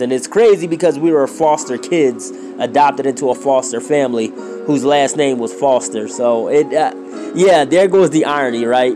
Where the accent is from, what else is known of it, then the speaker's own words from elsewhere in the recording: Philadelphia, Pennsylvania, United States; I grew up in Philadelphia, Pennsylvania, to be exact